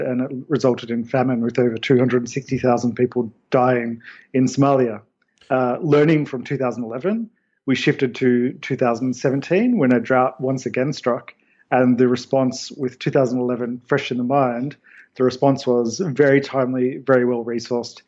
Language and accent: English; Australia; I come from Australia